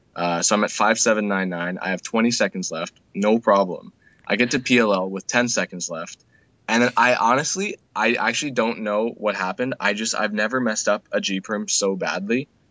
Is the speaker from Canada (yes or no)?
yes; Canada; I'm from Canada.